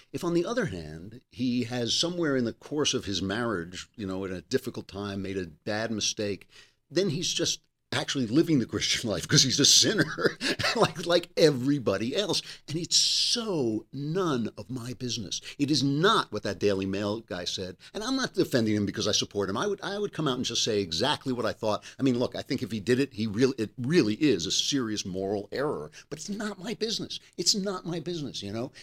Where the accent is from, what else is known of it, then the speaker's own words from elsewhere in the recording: New York, United States; I'm a New Yorker